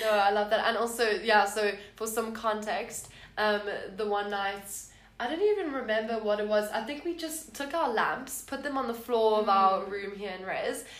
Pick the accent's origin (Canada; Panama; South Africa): South Africa; Cape Town, Western Cape; now in Stellenbosch, South Africa; I am from Cape Town